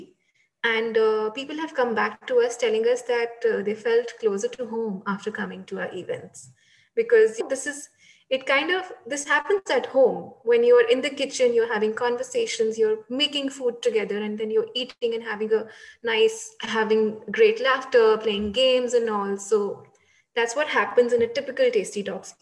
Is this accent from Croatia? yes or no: no; India; now in Netherlands; because I am Indian and I have friends back in India and a huge circle back in India.